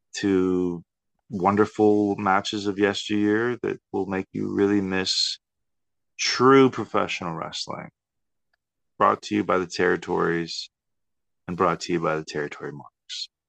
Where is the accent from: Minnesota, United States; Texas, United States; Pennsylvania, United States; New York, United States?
Texas, United States; growing up in Texas.